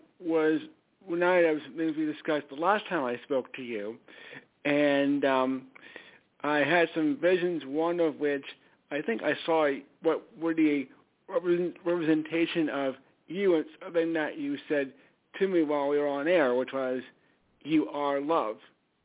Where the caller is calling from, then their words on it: Stamford, Connecticut, United States; …, Stamford, Connecticut.